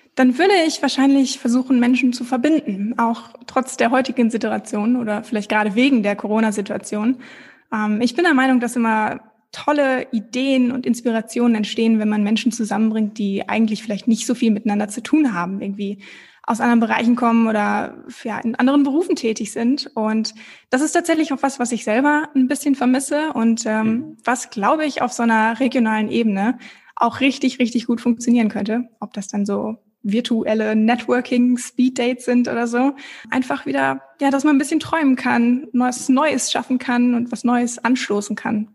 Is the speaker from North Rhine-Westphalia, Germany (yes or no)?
yes; Bünde, North Rhine-Westphalia, Germany; moved away as an adult; also born or lived in Hamburg / Copenhagen / Australia / London; Geboren und aufgewachsen bin ich in Bünde, also gar nicht so weit weg von Bielefeld, direkt nebenan.